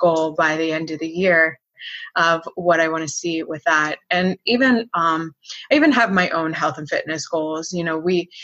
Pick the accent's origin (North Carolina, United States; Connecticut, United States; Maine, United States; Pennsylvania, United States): Pennsylvania, United States; Philadelphia; moved away as an adult; now in Florida, United States; I am originally from Philadelphia area. I live in Florida now, and I moved here for college.